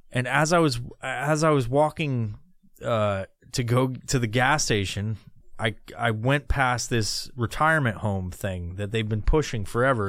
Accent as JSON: {"language": "English", "region": "New York", "country": "United States", "moved": "yes", "lives_now": "Washington, United States", "said": "I'm originally from New York, but I've been living in Washington forever"}